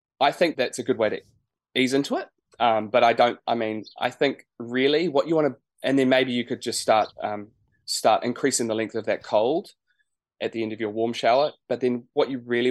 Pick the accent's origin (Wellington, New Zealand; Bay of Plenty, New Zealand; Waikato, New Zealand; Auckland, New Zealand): Wellington, New Zealand; Martinborough; moved away; We used to live just out of Martinborough, so that was where I grew up on a sheep and cattle farm